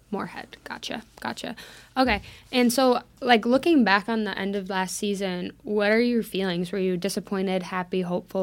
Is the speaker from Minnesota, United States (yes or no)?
yes; Minnesota, United States; I'm from Minnesota too